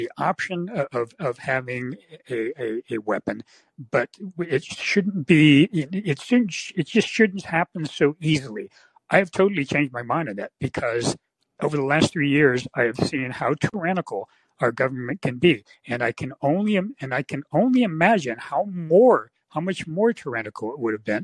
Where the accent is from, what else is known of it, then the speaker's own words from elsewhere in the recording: San Francisco Bay Area, California, United States; I grew up in the San Francisco Bay Area